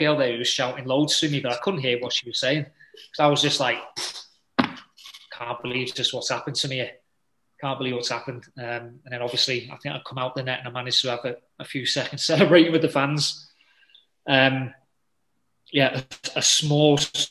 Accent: England, United Kingdom; I'm an English boy

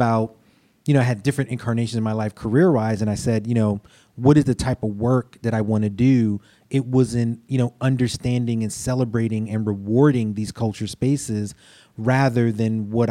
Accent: New York City, New York, United States; I'm a New York kid. I grew up in Brooklyn

